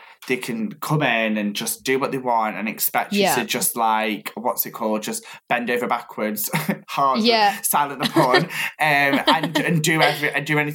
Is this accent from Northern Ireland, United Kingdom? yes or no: no; Stoke-on-Trent, West Midlands, United Kingdom; now in Manchester, United Kingdom; I'm from Stoke, but I live in Manchester